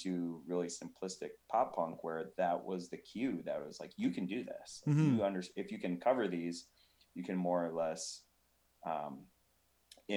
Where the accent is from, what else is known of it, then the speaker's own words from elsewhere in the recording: Eau Claire, Wisconsin, United States; also born or lived in North Carolina; now in Minneapolis, United States; I grew up in Eau Claire, Wisconsin, which is right over the border from the Twin Cities